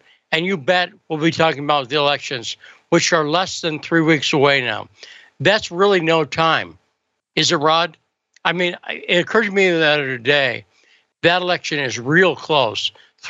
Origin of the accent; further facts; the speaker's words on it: Springfield, Massachusetts, United States; By the way, a native like me, I grew up around Springfield, Massachusetts.